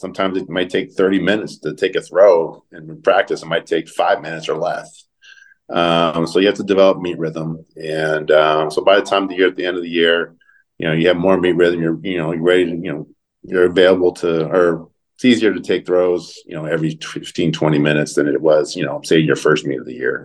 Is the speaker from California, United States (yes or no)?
yes; Southern California, United States; also born or lived in Phoenix, Arizona; now in Eugene, United States; growing up in Southern California, uh, moving to the to the Northwest